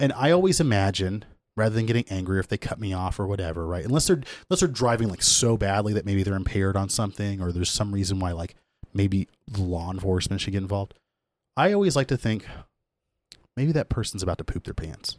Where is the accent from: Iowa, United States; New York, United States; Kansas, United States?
Kansas, United States; I grew up in Kansas